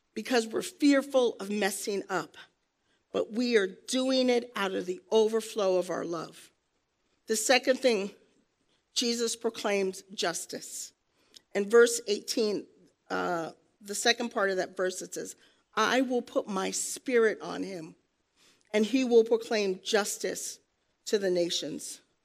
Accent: New York, United States; moved away; I'm a New Yorker. Proud to be from New York, where we drink coffee. And we talk like this.

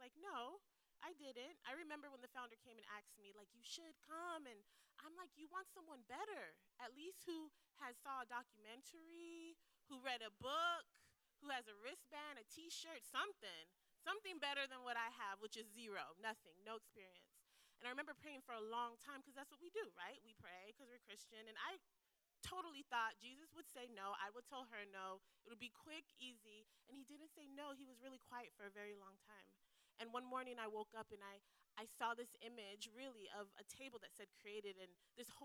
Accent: Belize; moved away as an adult; now in Tampa, United States; I'm from Belize

